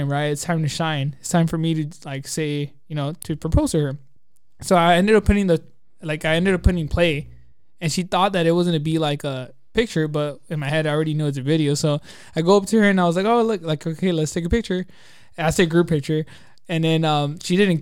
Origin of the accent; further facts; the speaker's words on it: Glendora, California, United States; also born or lived in Azusa, California; I grew up in Glendora and Azusa